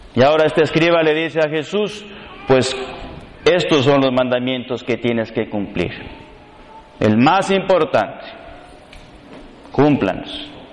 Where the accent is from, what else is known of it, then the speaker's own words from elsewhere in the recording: Reynosa, Tamaulipas, Mexico; soy de aquí de Reynosa